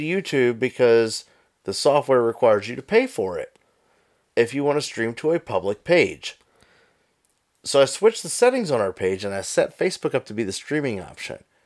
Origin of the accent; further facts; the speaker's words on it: Pennsylvania, United States; I'm from Pennsylvania